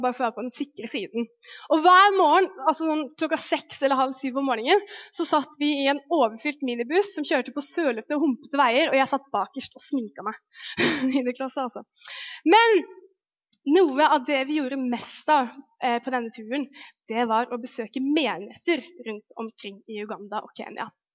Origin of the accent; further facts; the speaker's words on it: Lofoten, Nordland, Norway; jeg vokste opp i Lofoten, som er liksom en øy langt oppe i nord